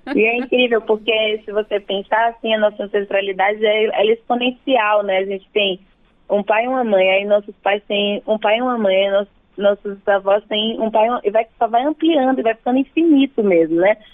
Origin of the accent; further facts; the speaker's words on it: Bahia, Brazil; moved away as an adult; now in São Paulo, Brazil; eu nasci na Bahia, né? E me mudei para São Paulo já faz alguns anos, mas a minha relação, minhas todas as minhas referências principais estão na Bahia